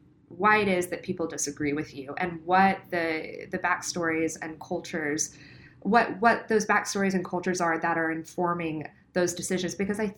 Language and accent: English; the South, United States; accent: Southern; the South. You don't have an accent. And that's something that really saddens me because I, you know, my accent when I go home is really strong.